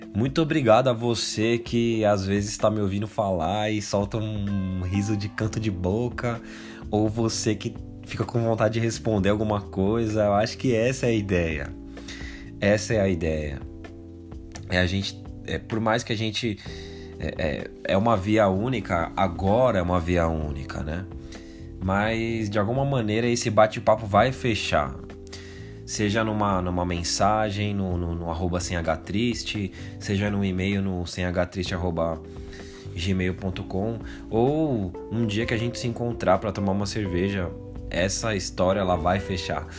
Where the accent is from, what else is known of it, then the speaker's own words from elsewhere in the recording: São Paulo, Brazil; Eu que nasci e fui criado no Capão Redondo